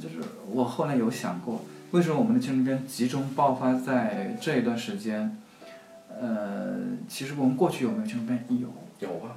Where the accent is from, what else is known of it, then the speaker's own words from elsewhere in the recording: middle and lower Yangtze River region, China; 我在长江中下游